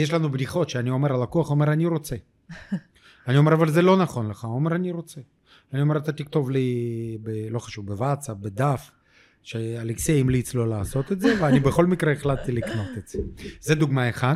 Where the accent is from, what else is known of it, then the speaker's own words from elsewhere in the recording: Ukraine; Hebrew is a second language; moved away as an adult; now in Israel; אני עולה קדש מאוקראינה